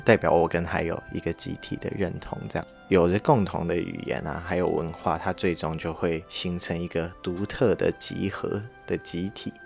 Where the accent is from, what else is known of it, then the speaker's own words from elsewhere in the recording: Taiwan; 我们台湾人